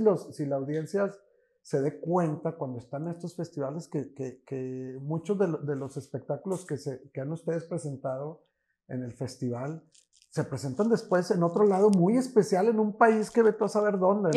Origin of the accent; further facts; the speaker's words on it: Monterrey, Nuevo León, Mexico; como regios